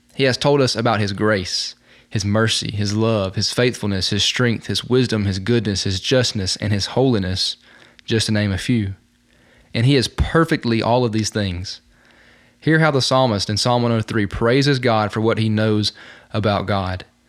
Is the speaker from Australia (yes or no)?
no; Talladega, Alabama, United States; Right outside of my hometown of Talladega is Mount Sheehaw. It is the tallest mountain in Alabama